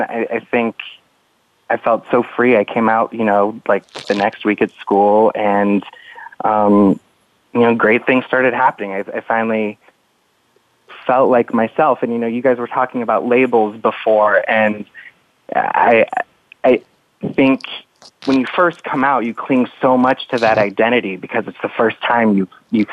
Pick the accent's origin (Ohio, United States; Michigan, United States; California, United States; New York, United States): California, United States; Los Angeles area; I remember taking the Metrolink, which is a train here